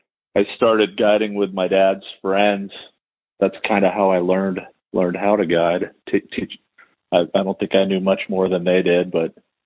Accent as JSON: {"language": "English", "area": "the Bay Area", "region": "Northern California", "country": "United States", "tie": "born or raised there", "moved": "as an adult", "lives_now": "Missoula, United States", "said": "I've been in Missoula, Montana for 30 years now. I grew up in Northern California, the Bay Area"}